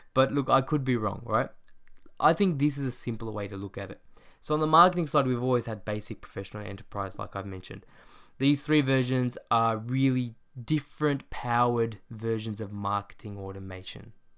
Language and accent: English; Australia; my hometown, Australia